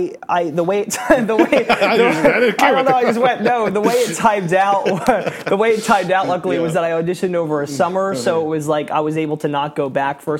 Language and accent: English; Bucks County, Pennsylvania, United States; moved away as an adult; also born or lived in New Jersey; now in New York, United States; I grew up in Bucks County, Pennsylvania, which is about, like, an hour and a half or so away from here